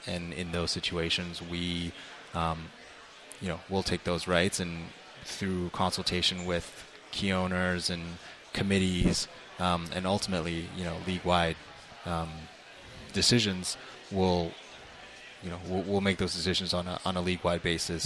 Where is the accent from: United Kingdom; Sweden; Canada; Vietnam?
Canada; Toronto, Ontario; moved away; I actually grew up in Toronto